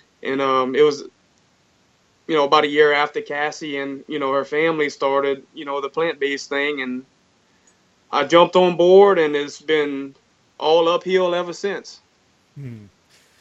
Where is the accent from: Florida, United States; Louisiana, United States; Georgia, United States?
Louisiana, United States; Thibodaux; I'm from Thibodaux, Louisiana as well.